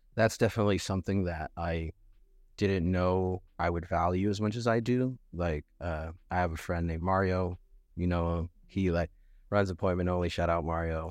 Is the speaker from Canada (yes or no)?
no; Los Angeles, California, United States; also born or lived in North Hollywood, California; I was born in Van Nuys, but I grew up in North Hollywood for, like, a little bit